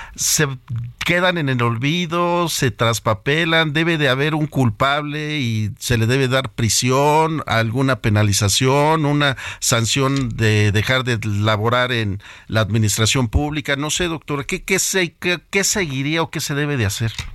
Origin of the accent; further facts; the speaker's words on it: Mexico; nosotros como mexicanos y como personas que debemos de preocuparnos por nuestro país